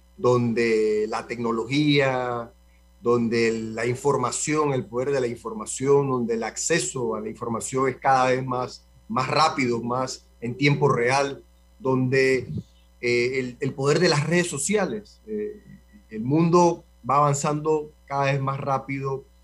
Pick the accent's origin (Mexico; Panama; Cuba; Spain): Panama; con la cultura y con lo que somos nosotros los panameños